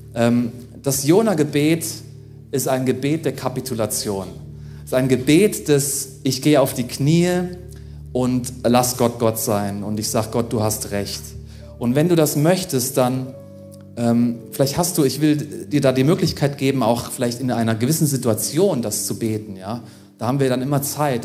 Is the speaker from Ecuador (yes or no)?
no; Germany; auch für uns als Deutsche